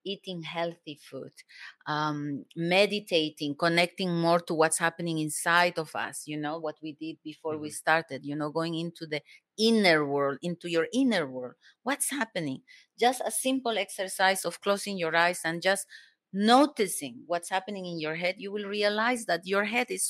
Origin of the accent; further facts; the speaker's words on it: Cusco, Peru; English is a second language; moved away as an adult; also born or lived in Germany; I come from Peru.